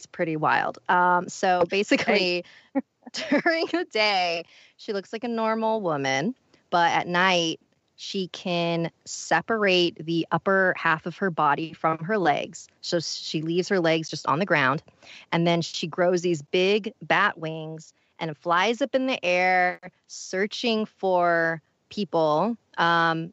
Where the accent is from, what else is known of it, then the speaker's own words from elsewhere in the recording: Philippines; I'm Filipino